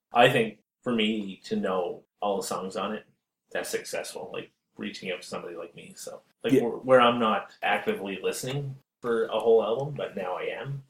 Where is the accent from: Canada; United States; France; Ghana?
Canada; East Coast; growing up on the East Coast